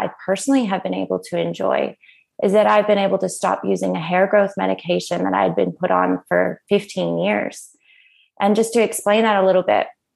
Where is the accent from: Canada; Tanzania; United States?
Canada; moved away as an adult; now in Australia; if you haven't already noticed by my accent, I'm originally from Canada, and I came over to Australia 14 years ago on a working holiday visa